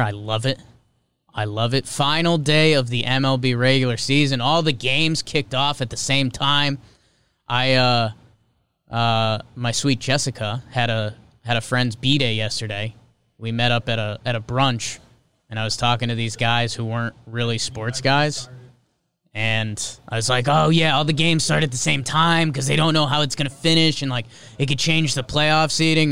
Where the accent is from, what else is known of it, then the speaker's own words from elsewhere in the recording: United States; I'm American